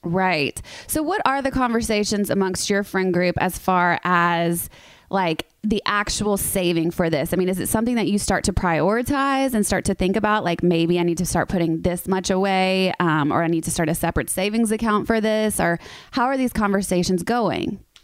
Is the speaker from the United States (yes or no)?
yes; the South, United States; I'm from the South